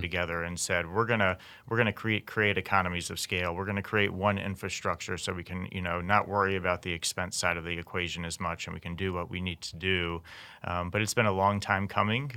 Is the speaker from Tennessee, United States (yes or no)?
yes; Memphis, Tennessee, United States; moved away as an adult; also born or lived in Kansas; now in Kansas City, United States; I'm from Memphis, Tennessee originally, came out to K U in two thousand